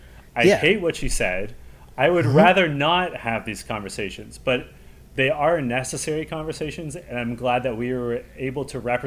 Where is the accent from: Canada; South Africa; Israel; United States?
Canada; I'm a proud Canadian. Like, I love my country. Yeah. I'm like a seventh generation Canadian.